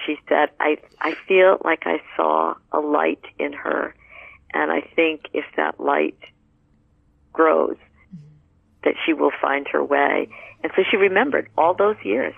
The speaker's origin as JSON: {"language": "English", "region": "New England", "country": "United States", "tie": "born or raised there", "also_born_or_lived": "Southwest United States", "moved": "as an adult", "said": "I was moving from New England, where I had been raised"}